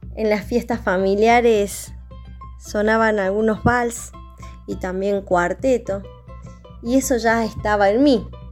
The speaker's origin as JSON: {"language": "Spanish", "region": "Córdoba", "country": "Argentina", "accent": "Cordobés cantito", "said": "soy de Córdoba, eh, se impregnó todo en mi cuerpo, está en mi cuerpo. Así como me escuchan hablar como con un cantito que sube y baja"}